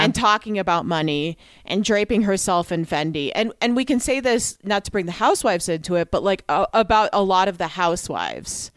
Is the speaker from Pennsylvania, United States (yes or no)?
no; New York, United States; as a New Yorker